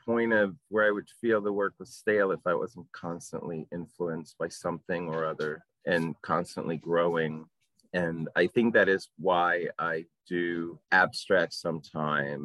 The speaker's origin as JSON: {"language": "English", "country": "Puerto Rico", "tie": "born or raised there", "moved": "yes", "said": "I am from Puerto Rico. I have a Latin Caribbean upbringing."}